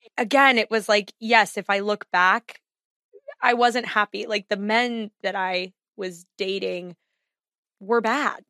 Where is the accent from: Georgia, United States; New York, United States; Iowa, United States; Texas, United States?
Texas, United States; also born or lived in Chicago area, Illinois; I have rejected my Texas roots